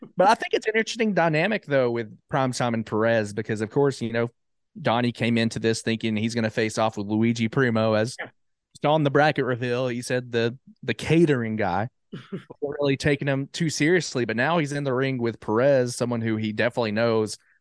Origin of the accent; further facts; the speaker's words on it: Jasper, Alabama, United States; moved away as an adult; now in Huntsville, United States; I'm originally from Jasper, Alabama.